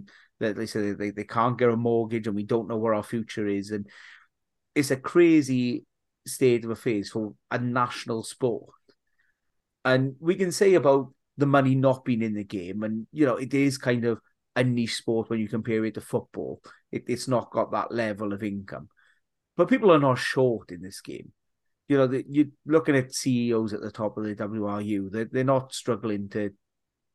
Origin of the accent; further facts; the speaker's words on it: Wales, United Kingdom; as a Welshman